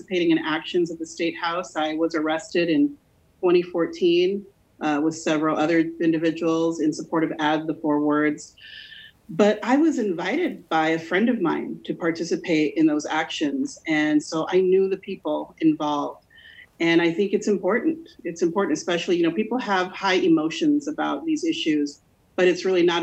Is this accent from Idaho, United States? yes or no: yes; Burley, Idaho, United States; I grew up in Burley, Idaho